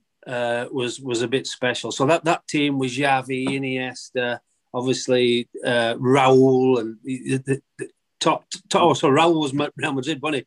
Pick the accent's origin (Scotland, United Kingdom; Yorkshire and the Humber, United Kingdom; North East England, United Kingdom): Yorkshire and the Humber, United Kingdom; Barnsley; moved away; also born or lived in Nottingham; I'm from Barnsley